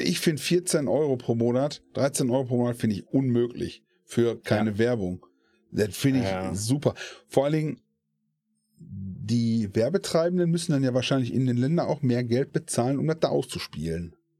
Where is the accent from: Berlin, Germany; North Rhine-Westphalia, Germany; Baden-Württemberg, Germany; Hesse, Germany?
North Rhine-Westphalia, Germany; Essen; Ich komme aus Essen